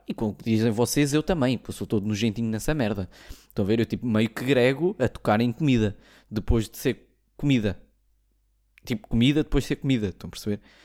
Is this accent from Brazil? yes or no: no; Portugal; sou português